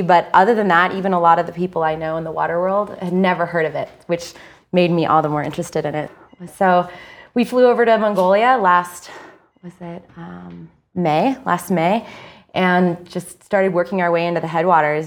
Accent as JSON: {"language": "English", "region": "Idaho", "country": "United States", "tie": "born or raised there", "said": "I grew up in Idaho"}